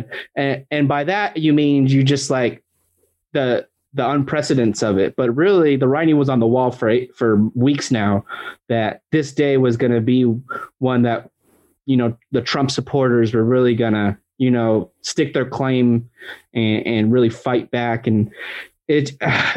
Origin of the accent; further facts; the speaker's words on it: United States; being an American